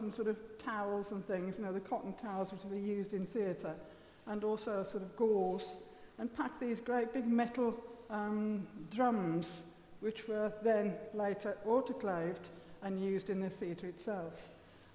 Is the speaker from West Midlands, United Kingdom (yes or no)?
yes; Willenhall, West Midlands, United Kingdom; we moved house when I was five, and we moved from Willenhall. And the Gran stayed in her house, and we moved to New Invention in Willenhall. And so I was just five then, and I started to go to school in the New Invention Junior School